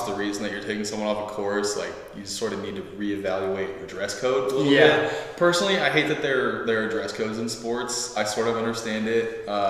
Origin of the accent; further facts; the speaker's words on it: Oakland, California, United States; moved away as an adult; I'm from Oakland, California, originally, but I go to school out here because I wanted a change